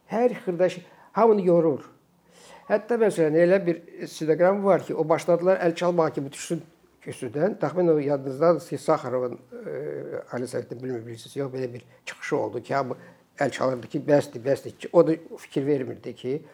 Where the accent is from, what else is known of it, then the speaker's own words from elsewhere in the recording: Azerbaijan; Mən ona görə Azərbaycanlıyam.